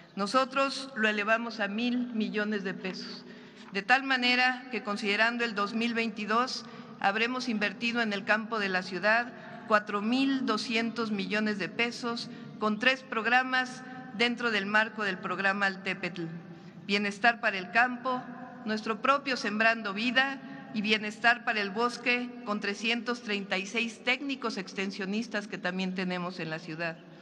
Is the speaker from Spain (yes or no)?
no; Mexico; como mexicanos